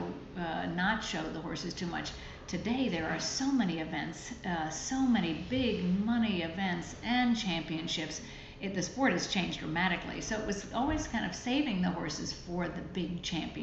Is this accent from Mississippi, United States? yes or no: no; California, United States; I was this kid from California